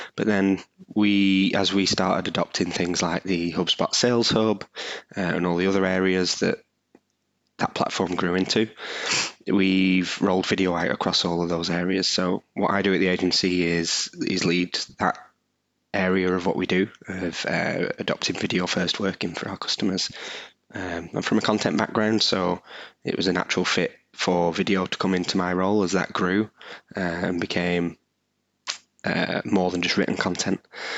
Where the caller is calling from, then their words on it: Burnley, North West England, United Kingdom; I'm coming from the UK. I'm in Burnley, just outside of Manchester